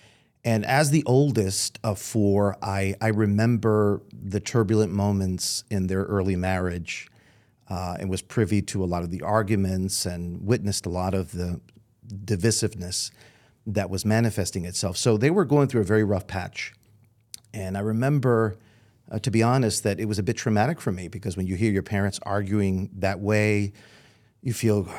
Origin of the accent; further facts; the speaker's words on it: New York City, New York, United States; now in St. Louis, United States; I'm from the Brooklyn Diocese.